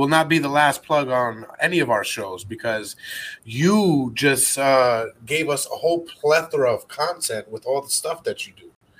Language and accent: English; New York City, New York, United States; I mean, I'm from the Bronx, baby.